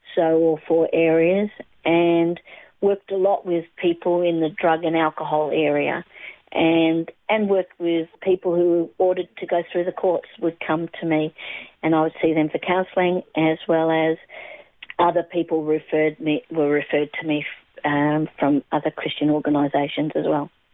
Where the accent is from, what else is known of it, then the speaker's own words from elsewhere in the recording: Australia; also born or lived in England / Adelaide, South Australia / Melbourne, Victoria; lived in Adelaide for a while as growing up there, and uh, then we moved across to Melbourne in probably when I was at probably 10 years of age